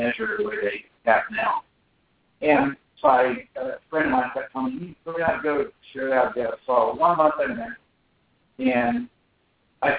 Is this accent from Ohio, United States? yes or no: yes; Columbus, Ohio, United States; where I grew up in Columbus, Ohio